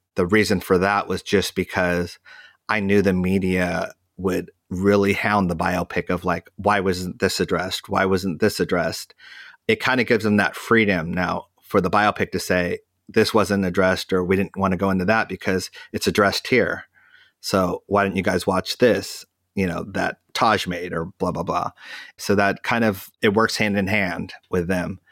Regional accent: United States; we're American

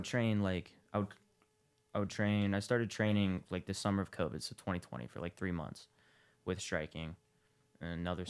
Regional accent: Columbus, Ohio, United States; I'm from Columbus.

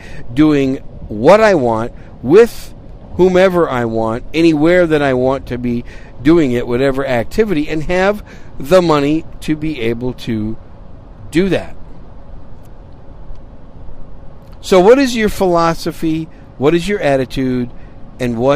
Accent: Wisconsin, United States; also born or lived in New York City; now in San Antonio, United States; I was born in New York City. At a very early age, my family moved to Wisconsin, so I'm a cheesehead from Wisconsin

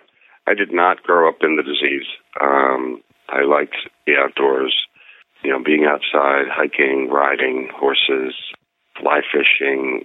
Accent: then the Midwest, Pennsylvania, United States; moved away; growing up in Pennsylvania, then the Midwest

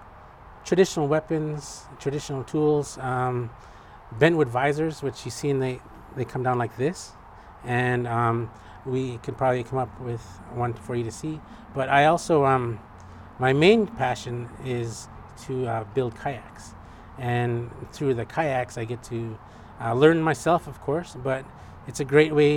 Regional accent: Bristol Bay, Alaska, United States; now in Anchorage, United States; I grew up commercial fishing in Bristol Bay, and also I would do warehouse work in Anchorage here

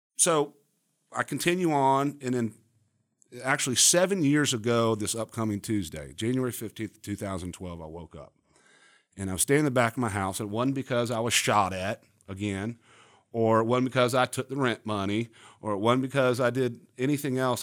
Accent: Charlotte, North Carolina, United States; also born or lived in Miami, Florida / Coral Gables, Florida; I grew up here in Charlotte, uh, moved from Miami, Coral Gables, Miami

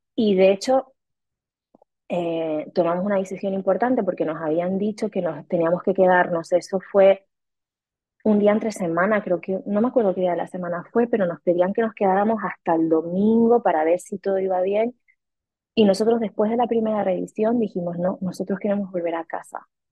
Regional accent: Canary Islands, Spain; moved away as an adult; also born or lived in Mexico City, Mexico; now in Rome, Italy; Soy canaria española Em, pero viví siete años en México, en Ciudad de México, y ahora estoy viviendo desde hace un año y medio en Italia, en Roma

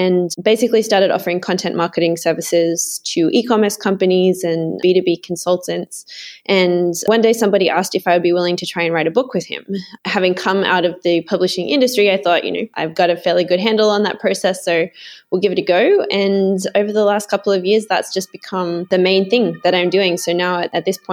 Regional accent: Sydney, New South Wales, Australia; I grew up in Sydney in Australia.

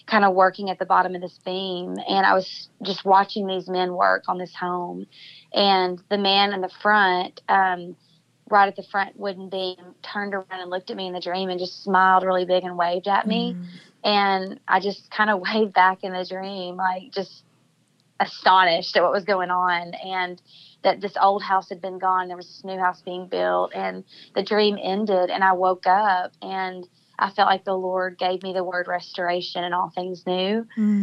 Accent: El Dorado, Arkansas, United States; the hometown that I talked about at the beginning of the podcast that I grew up in El Dorado, Arkansas

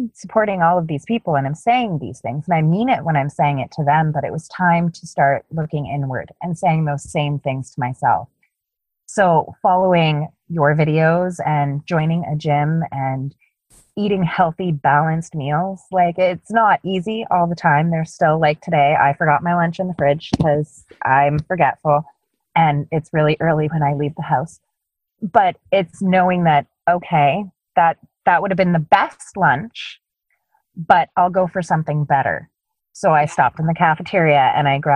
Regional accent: Canada; I'm Canadian.

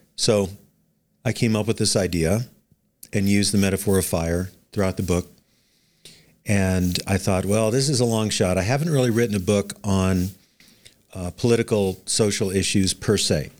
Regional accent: Anchorage, Alaska, United States; I was born in Anchorage, Ala, in Anchorage, Alaska in nineteen fifty-seven, so I am a native Alaskan

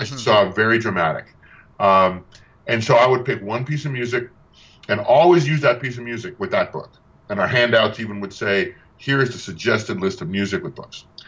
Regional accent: Tucson, Arizona, United States; my hometown in Arizona as in Tucson

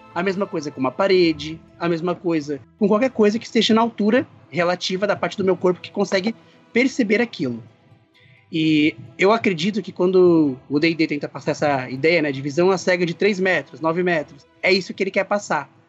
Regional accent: São Paulo, Brazil; Eu sou de São Paulo

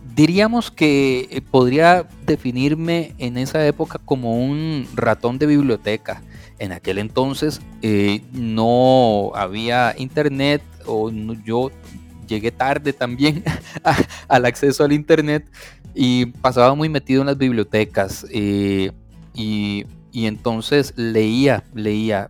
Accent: Costa Rica; Yo soy un eh, tico, amante de mi país, de mi cultura

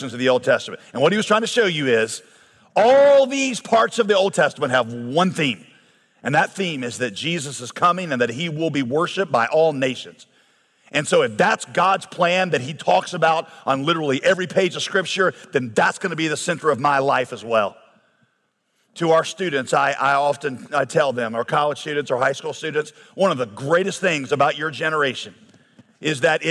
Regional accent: United States; as an American

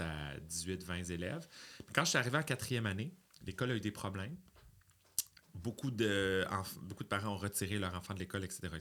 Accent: Quebec City, Quebec, Canada; Je suis né à Beauport, en banlieue de Québec, d'une mère monoparentale

